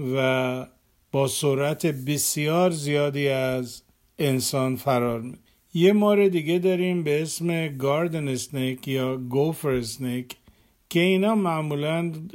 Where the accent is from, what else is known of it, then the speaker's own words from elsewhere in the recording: Iran; اگر در ایران بزرگ شدیم